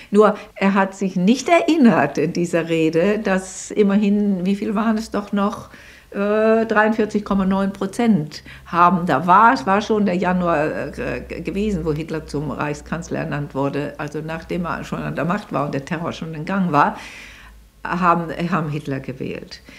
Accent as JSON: {"language": "German", "country": "Germany", "said": "Wir sind als Deutsche äh, damit äh, belastet, solange es uns gibt."}